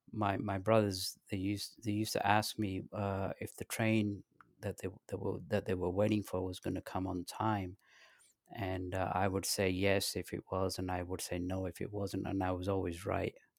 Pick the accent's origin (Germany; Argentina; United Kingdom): United Kingdom; London; moved away as an adult; also born or lived in Pakistan / north of England / southern England / Los Angeles; I was born in Pakistan, and my parents, they moved to England when I was three, and I lived in the north of England till the age of ten, then they moved to, uh, London. Um, from there, I went to high school in, in England, in London